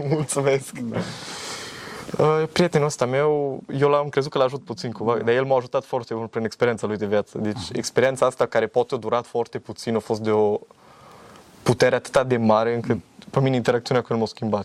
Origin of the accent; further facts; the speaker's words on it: Romania; noi ca români